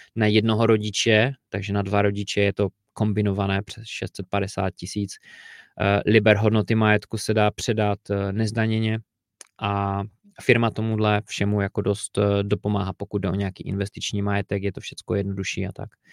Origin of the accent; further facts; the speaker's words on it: Czechia; u nás v Čechách